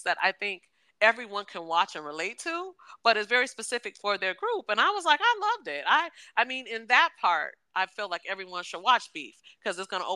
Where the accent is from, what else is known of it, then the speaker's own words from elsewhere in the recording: the Northwest, Pacific Northwest, United States; We're from the Northwest